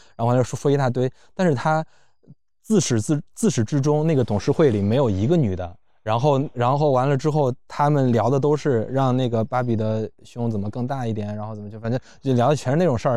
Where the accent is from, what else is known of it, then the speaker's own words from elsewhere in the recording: Luoyang, Henan, China; 我在建西上的高中，我，我，我是老城的